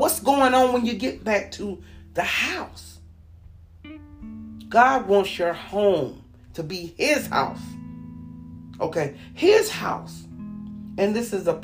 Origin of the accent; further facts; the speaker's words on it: Panama City, Florida, United States; I'm from Panama City.